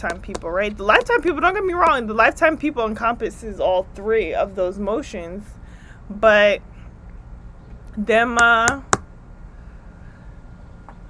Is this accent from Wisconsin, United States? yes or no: no; New Jersey, United States; accent: East Coast; I am from the East Coast. I'm from Jersey, but I'm up in New York for a few.